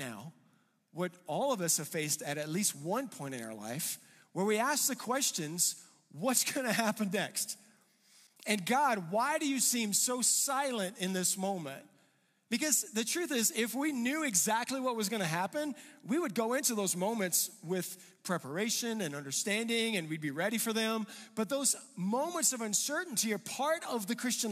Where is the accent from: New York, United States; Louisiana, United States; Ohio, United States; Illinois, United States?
Louisiana, United States; now in Colorado, United States; I grew up in Louisiana, you know, I grew up in a place where it was flat